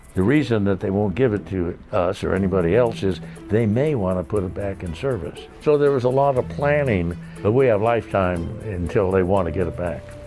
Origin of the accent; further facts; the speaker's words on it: San Diego, California, United States; the mighty skyline of my hometown